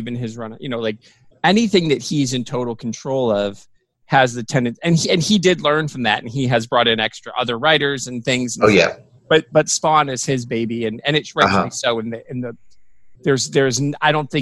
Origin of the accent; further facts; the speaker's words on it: Michigan, United States; I grew up in Michigan